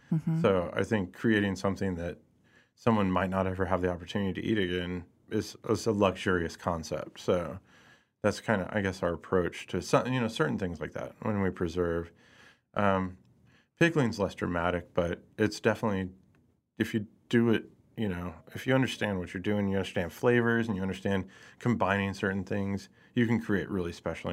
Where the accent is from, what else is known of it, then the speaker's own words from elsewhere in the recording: Lee's Summit, Missouri, United States; also born or lived in Hutchinson, Kansas / Pleasant Hill, Missouri / Kansas City; I did grow up in Lee Summit